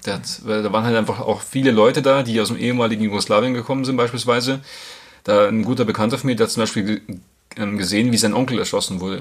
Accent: Grassau, Bavaria, Germany; moved away as an adult; now in Munich, Germany; Grasau, es ist eh cool, wo ich herkomme

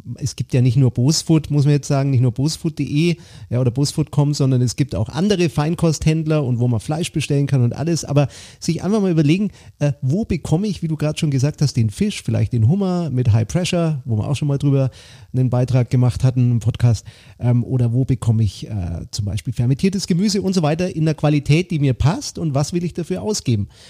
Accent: Franconia, Bavaria, Germany; bei uns im Süden, lieber Ralf, hier in Franken

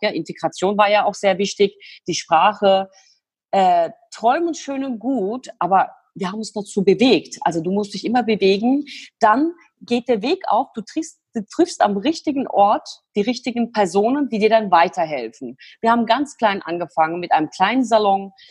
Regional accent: Turkey; now in Germany; komme aus der Türkei mit meiner Zwillingsschwester. Wir sind in der Türkei groß geworden, bei den Großeltern.

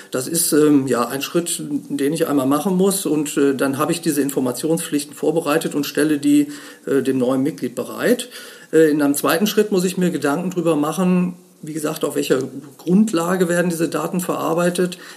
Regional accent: Bonn, North Rhine-Westphalia, Germany; ich komme aus Bonn, bin im Hauptberuf Rechtsanwalt

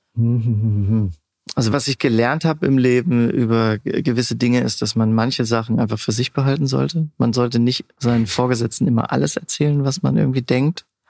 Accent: Siegerland, North Rhine-Westphalia, Germany; moved away as an adult; also born or lived in Pforzheim / Stuttgart / Kaiserslautern; Ursprünglich komme ich aus dem Siegerland, aus dem wunderschönen kleinen Ort Bad Larsve, ein Luftkurort.

